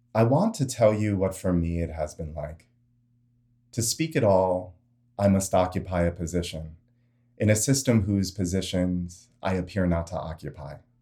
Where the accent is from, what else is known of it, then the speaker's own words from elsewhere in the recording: New York City, New York, United States; as a U S American, born and raised in New York City